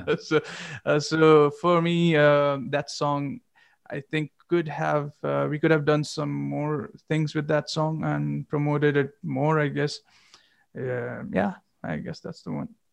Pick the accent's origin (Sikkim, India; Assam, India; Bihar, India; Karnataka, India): Sikkim, India; Gangtok; moved away; since I'm from Gangtok and you know Sikkim's like kind of we were always kind of far away from the scene